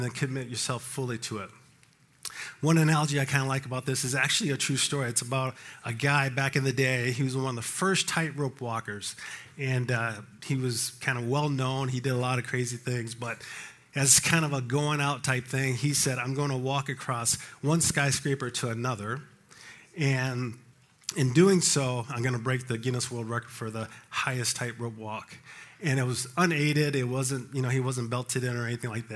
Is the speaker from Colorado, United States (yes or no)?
yes; Colorado Springs, Colorado, United States; I grew up in Colorado Springs.